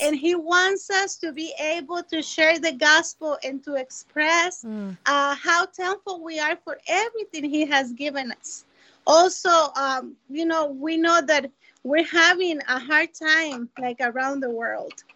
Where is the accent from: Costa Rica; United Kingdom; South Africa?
Costa Rica; now in Minneapolis, United States; I was born in Costa Rica